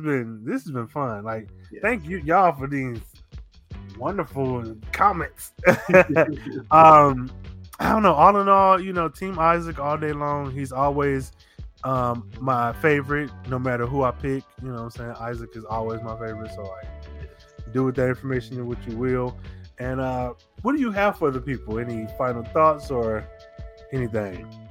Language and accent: English; Midwest, United States; moved away; also born or lived in Atlanta; Growing up in the Midwest, we rode horses